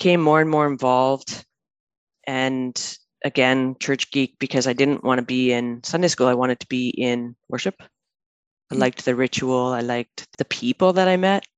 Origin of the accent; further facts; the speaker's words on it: Manitoba, Canada; moved away as an adult; now in Vancouver, Canada; I grew up in Manitoba